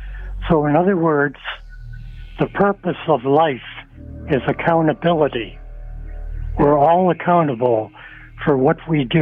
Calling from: Scarborough, Ontario, Canada; I'm from Scarborough.

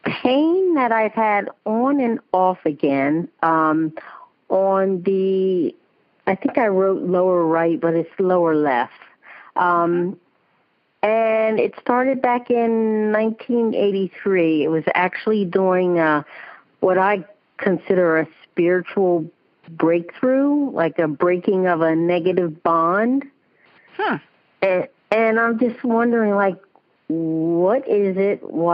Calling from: Oakland, New Jersey, United States; Oakland, New Jersey.

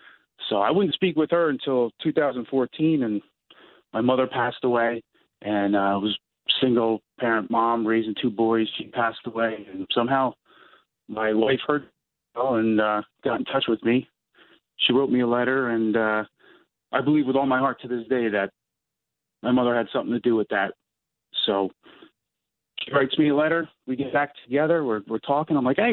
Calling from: Bud Lake, New Jersey, United States; I live in Bud Lake, New Jersey.

